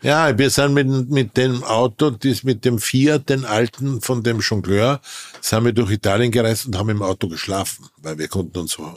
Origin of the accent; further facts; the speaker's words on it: Wilhelmsburg, Lower Austria, Austria; Ich bin geboren in einem kleinen Industriedorf in Österreich, das Wilhelmsburg hieß da bin ich geboren.